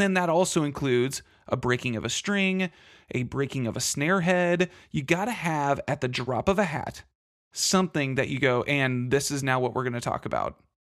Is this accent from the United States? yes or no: yes; Texas, United States; I'm from Texas